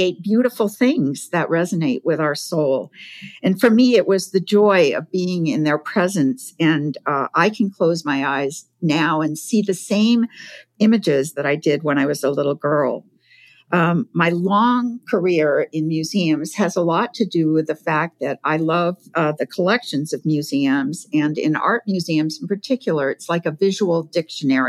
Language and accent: English; Provincetown, Massachusetts, United States; I grew up in Provincetown, Massachusetts.